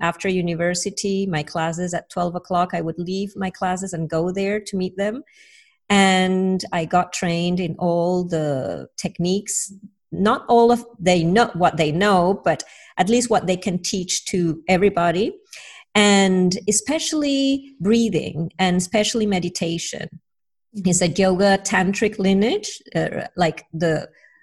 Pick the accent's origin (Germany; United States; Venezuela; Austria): Venezuela; Caracas, Capital District; English is a second language; moved away as an adult; also born or lived in England; I was about to start studying journalism in Caracas, where I'm from.